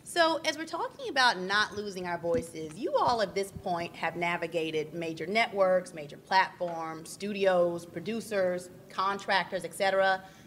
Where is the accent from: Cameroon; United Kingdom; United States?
United States; the South; now in Northeast, United States; as a Southerner who lives in the Northeast